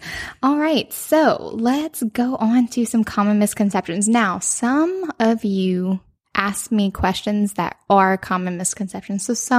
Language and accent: English; Cajun country, Louisiana, United States; we are from Cajun country.